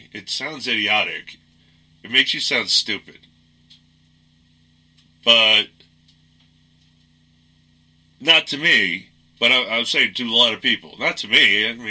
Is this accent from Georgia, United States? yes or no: no; New York, United States; accent: New York; I'm a New Yorker. When I get angry, my New York comes out. I haven't been to New York in a long time. And I've made it a point to get rid of most of what is New York accent and etc.